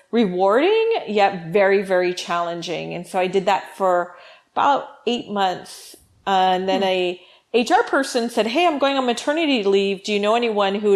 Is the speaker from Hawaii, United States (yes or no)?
yes; Hawaii, United States; moved away as an adult; now in California, United States; I was born and raised in Hawaii, went to school all the way through university out there